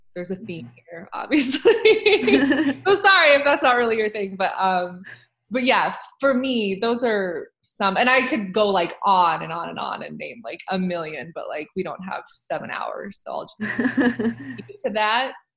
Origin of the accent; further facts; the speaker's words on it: Nebraska, United States; now in Oregon, United States; I used to live in Nebraska for like most of my life